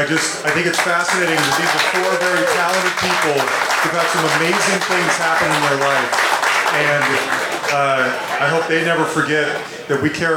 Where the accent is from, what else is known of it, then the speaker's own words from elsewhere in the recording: Salt Lake City, Utah, United States; I'm from Salt Lake City. We're probably all Mormon girls.